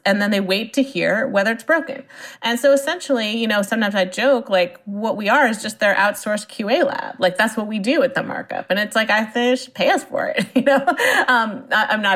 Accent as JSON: {"language": "English", "area": "Silicon Valley", "region": "California", "country": "United States", "tie": "born or raised there", "said": "I grew up in Silicon Valley, and my parents were in the software industry."}